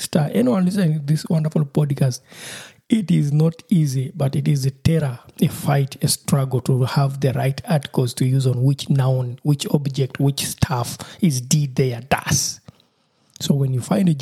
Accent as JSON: {"language": "English", "country": "Uganda", "first_language": "Lusoga", "second_language": "English", "said": "my mother tongue, which is Lusoga"}